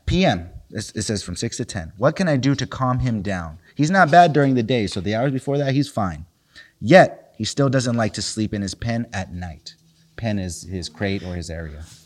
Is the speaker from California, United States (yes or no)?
yes; Los Angeles, California, United States; growing up in South Central